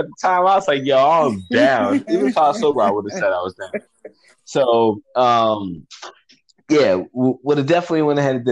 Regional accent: Atlanta, Georgia, United States; I'm from Atlanta. You know, I live in Atlanta

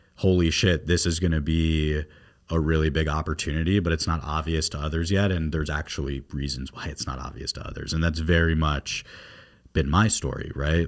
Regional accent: South Florida, United States; moved away as an adult; also born or lived in New York; I'm from South Florida. And when I was growing up down here

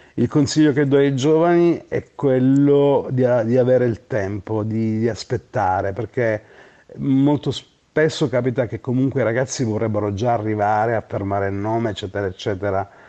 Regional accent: Gioia Tauro, Calabria, Italy; moved away; also born or lived in Bologna; al mio paese che amo, che è Gioia Tauro

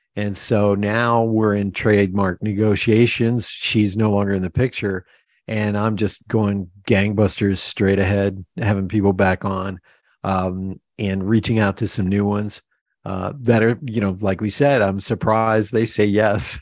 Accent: Pennsylvania Dutch area, United States; we're both from Pennsylvania. We're from that, you know, that, uh, Pennsylvania Dutch area

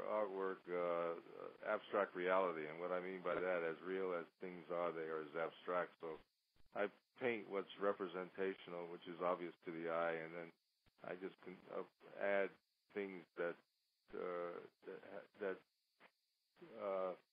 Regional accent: New York City, New York, United States; I grew up in New York City and I went to music and art high school.

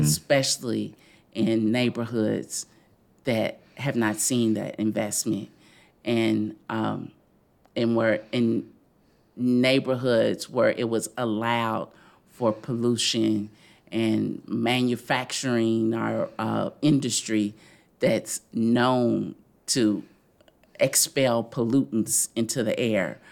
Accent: Louisville, Kentucky, United States; also born or lived in Florida; I grew up in the West End

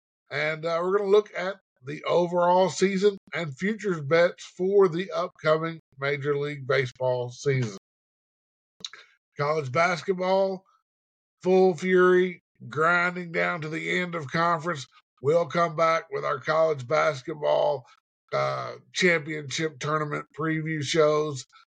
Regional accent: Cleveland, Tennessee, United States; right here in my hometown, Cleveland, Tennessee.

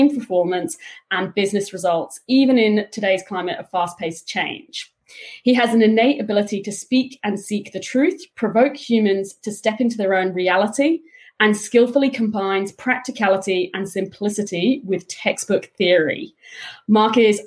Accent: United Kingdom; now in Australia; as a Brit

